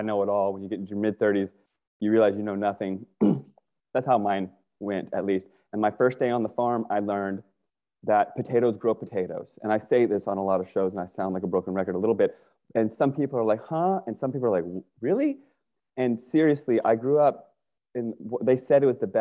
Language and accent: English; Northern Virginia, United States; I grew up in Northern Virginia